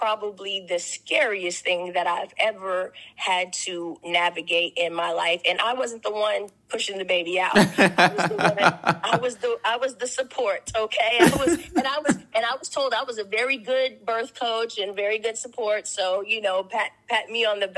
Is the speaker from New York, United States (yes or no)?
no; Corpus Christi, Texas, United States; I am a small town girl from Corpus Christi, Texas